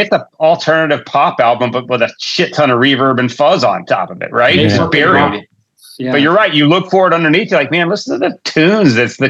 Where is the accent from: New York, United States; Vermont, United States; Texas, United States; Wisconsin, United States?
Texas, United States; I grew up in the Texas